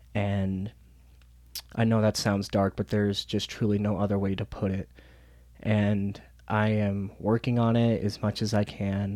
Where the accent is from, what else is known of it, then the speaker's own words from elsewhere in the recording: Denver, Colorado, United States; right here in my hometown